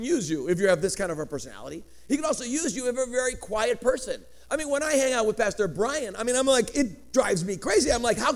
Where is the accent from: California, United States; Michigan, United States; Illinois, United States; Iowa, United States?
Illinois, United States; Chicago; first language Greek; English is a second language; now in Colorado, United States; I grew up in Chicago, on the west side of Chicago